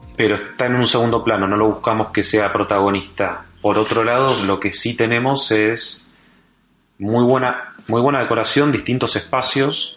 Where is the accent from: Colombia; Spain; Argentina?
Argentina; Yo soy de Argentina